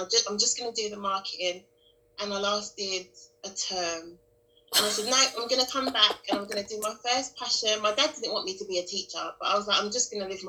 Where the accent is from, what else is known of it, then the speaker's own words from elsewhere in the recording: London, United Kingdom; I'm from Newham.